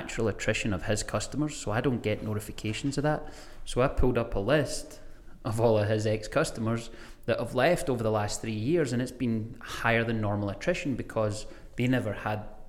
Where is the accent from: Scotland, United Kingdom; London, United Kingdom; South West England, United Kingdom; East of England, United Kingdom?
Scotland, United Kingdom; Greenock / Gourock, Inverclyde; now in Spokane, United States; There's two golf clubs in my hometown. One's called Greenock Golf Club, one's called Gourock Golf Club